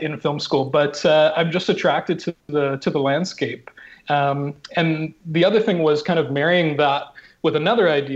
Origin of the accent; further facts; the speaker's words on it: Vancouver Island, British Columbia, Canada; I grew up on Vancouver Island